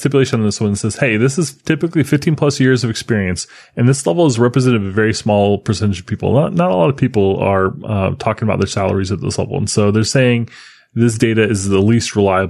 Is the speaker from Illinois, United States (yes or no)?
no; Florida, United States; Look, I grew up in Florida. You know, things are a little different here.